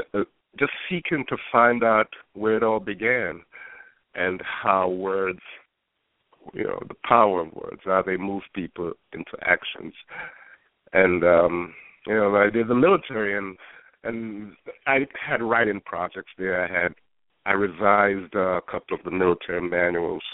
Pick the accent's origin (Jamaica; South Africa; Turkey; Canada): Jamaica; Kingston; moved away; also born or lived in New York, United States; I was born in Jamaica, Kingston, and we did the British system